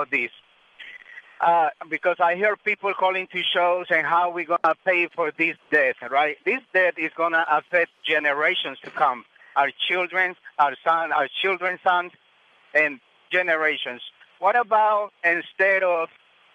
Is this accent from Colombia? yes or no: yes; Colombia; now in United States; I'm from Colombia originally, but I'm here in the States.